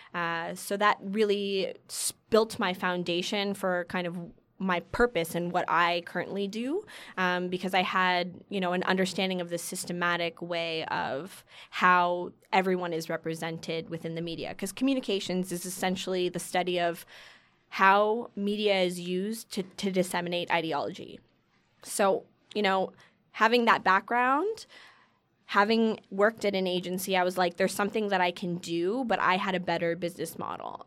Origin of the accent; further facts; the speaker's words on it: Keswick, Ontario, Canada; also born or lived in Toronto; I was born and lived in Toronto up until I was about eight years old, until I moved to this place an hour north of Toronto um, called Keswick